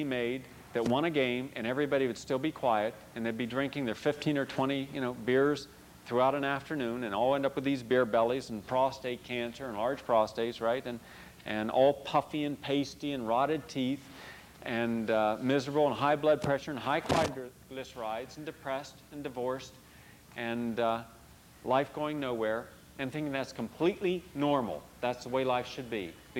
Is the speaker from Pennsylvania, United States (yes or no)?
no; West Virginia, United States; moved away; I don't live in West Virginia. I would have been shot had I still lived in West Virginia